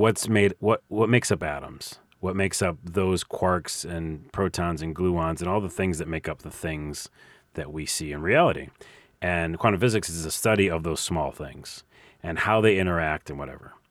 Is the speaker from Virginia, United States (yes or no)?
no; New York, United States; I'm from New York.